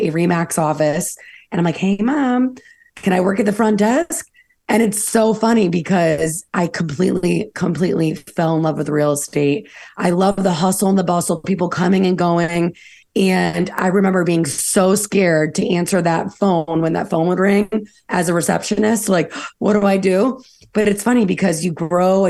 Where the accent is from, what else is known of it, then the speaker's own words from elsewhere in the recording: United States; I'm an American with Ukrainian roots